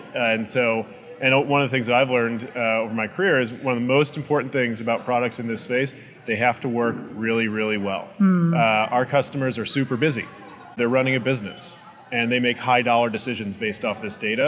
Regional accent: Illinois, United States; I'm from Illinois, and so I was surrounded by corn

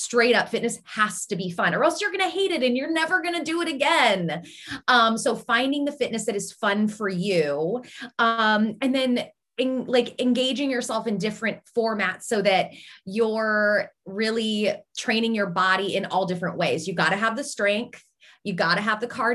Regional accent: Seattle, Washington, United States; moved away as an adult; now in Pittsburgh, United States; I'm originally from Seattle

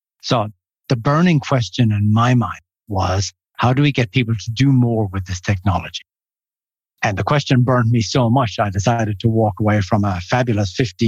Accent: Ireland; moved away as an adult; also born or lived in Finland / New Zealand / Switzerland; I grew up in Ireland. I did my bachelor's degree there. Then I moved to Finland, did my master's in Finland.

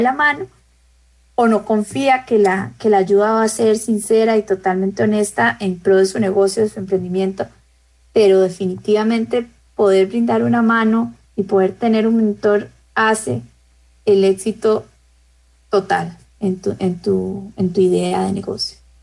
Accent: Costa Rica; en mi país

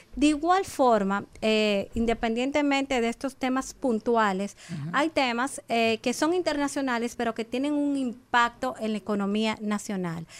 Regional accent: Dominican Republic; como República Dominicana nosotros tenemos muchos aspectos eh, positivos

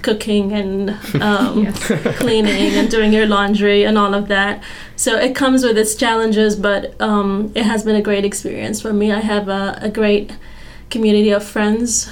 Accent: Oman; moved away as an adult; now in Fayetteville, United States; I am actually from Oman in the Middle East, and we have entirely like a different set of issues back home

